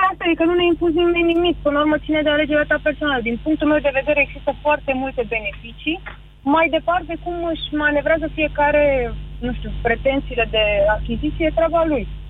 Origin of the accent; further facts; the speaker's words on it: Pitești, Argeș, Romania; Din Pitești